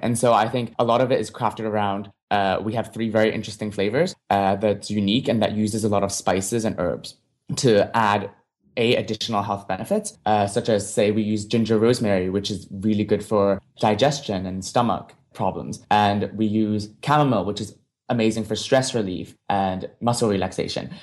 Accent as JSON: {"language": "English", "country": "Hong Kong", "tie": "born or raised there", "moved": "as an adult", "lives_now": "United States", "said": "I grew up in Hong Kong"}